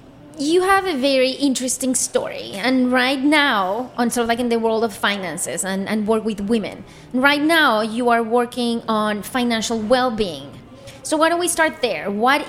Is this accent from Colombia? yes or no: yes; Colombia; moved away; I'm originally from Colombia